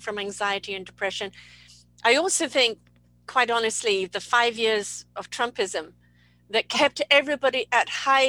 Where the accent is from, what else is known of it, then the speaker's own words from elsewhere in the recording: England, United Kingdom; I'm come from England